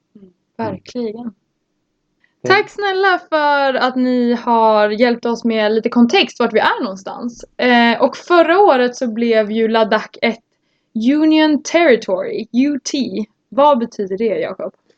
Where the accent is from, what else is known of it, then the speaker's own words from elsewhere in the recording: a small village outside Norrtälje, Stockholm County, Sweden; kommer från eh, en liten by utanför Norrtälje